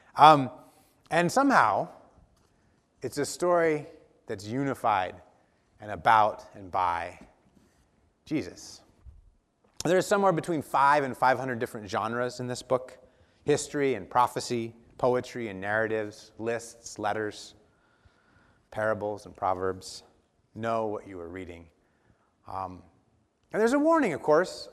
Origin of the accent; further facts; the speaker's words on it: Dallas, Oregon, United States; growing up in Dallas, Oregon